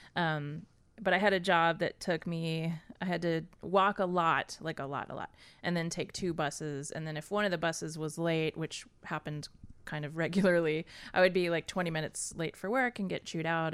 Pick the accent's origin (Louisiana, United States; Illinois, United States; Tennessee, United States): Tennessee, United States; Nashville; moved away as an adult; also born or lived in Boston; I grew up in Nashville, Tennessee